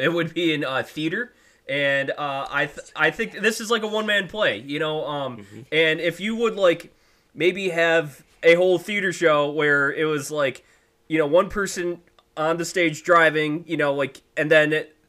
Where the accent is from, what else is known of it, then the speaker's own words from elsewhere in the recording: Detroit, Michigan, United States; I'm from Metro Detroit